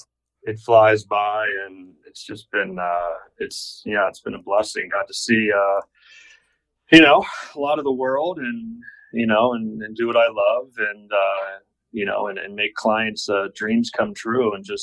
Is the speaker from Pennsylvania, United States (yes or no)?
yes; Western Pennsylvania, United States; moved away as an adult; also born or lived in Sidney, Nebraska; growing up in Western PA and just, you know, into the hunting and fishing